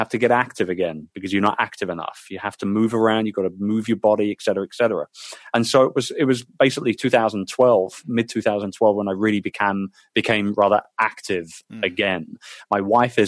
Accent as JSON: {"language": "English", "country": "United Kingdom", "said": "as a Brit"}